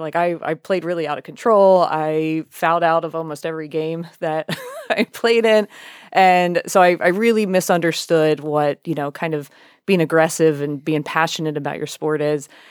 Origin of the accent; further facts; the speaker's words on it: United States; I'm from York County